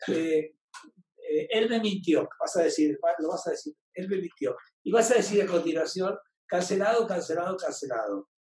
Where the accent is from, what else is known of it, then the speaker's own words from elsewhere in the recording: Venezuela; De Venezuela.